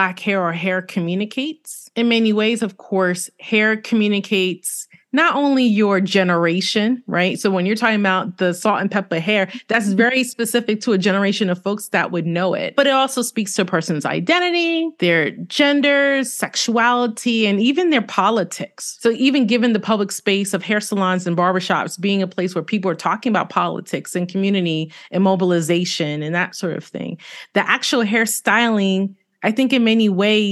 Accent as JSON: {"language": "English", "town": "New York City", "region": "New York", "country": "United States", "said": "I'm from Brooklyn"}